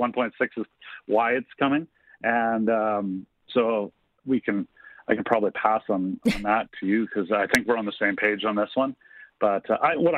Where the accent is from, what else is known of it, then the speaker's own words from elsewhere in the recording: Canada; we're Canadian